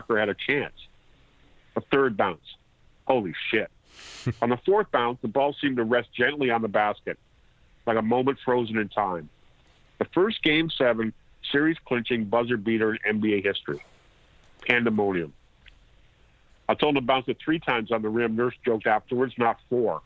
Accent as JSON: {"language": "English", "town": "Niagara Falls", "region": "Ontario", "country": "Canada", "tie": "born or raised there", "said": "I grew up in Niagara Falls, Ontario"}